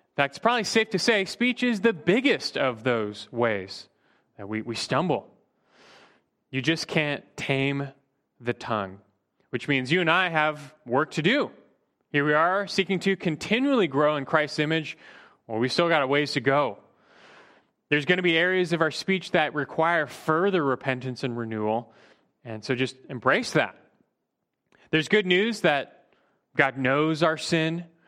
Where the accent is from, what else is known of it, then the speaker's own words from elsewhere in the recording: Burbank, California, United States; growing up in Burbank